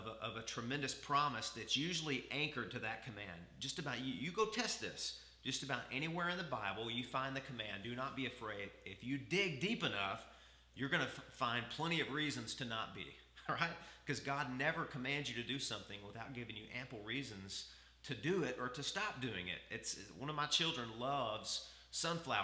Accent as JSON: {"language": "English", "region": "the South", "country": "United States", "said": "I come from the South"}